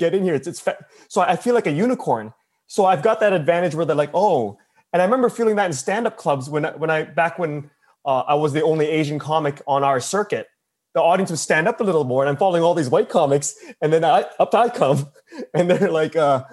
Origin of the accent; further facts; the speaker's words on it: Canada; I'm from Canada.